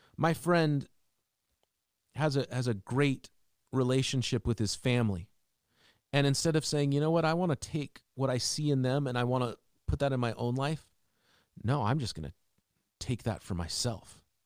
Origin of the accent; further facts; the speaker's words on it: Seattle, Washington, United States; As a kid growing up in Seattle